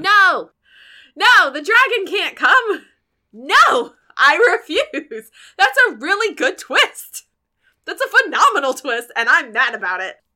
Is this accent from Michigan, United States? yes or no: no; Pennsylvania, United States; I'm from Pennsylvania